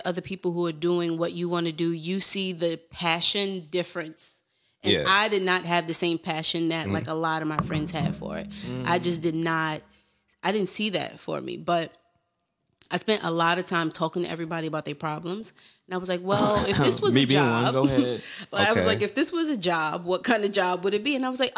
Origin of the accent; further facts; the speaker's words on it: New York City, New York, United States; also born or lived in Bed-Stuy, Brooklyn; I was a Bed-Stuy transplant. I was from Crown Heights, and then my grandparents were in Bed-Stuy